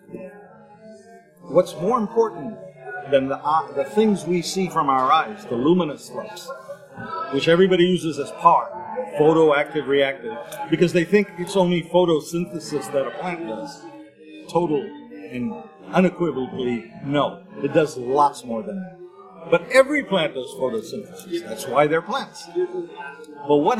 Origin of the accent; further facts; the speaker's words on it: Berkeley, California, United States; I grew up in Berkeley